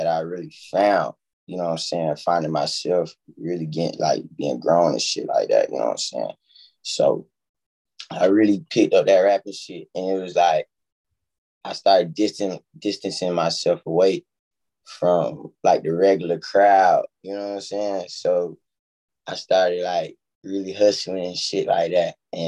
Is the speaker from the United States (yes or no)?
yes; Columbia, South Carolina, United States; also born or lived in Sumter, South Carolina; I'm really like from South Carolina, Columbia